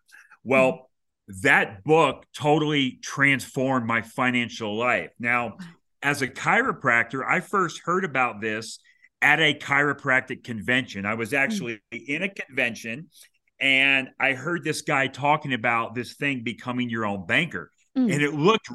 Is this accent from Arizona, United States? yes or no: no; Florida, United States; moved away; also born or lived in Kansas City, Missouri; the state of Florida, that is actually where I was raised